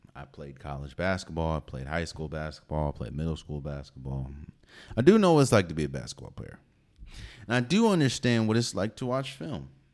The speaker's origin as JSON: {"language": "English", "region": "Maryland", "country": "United States", "said": "I'm from the D M V, so I'm from Maryland"}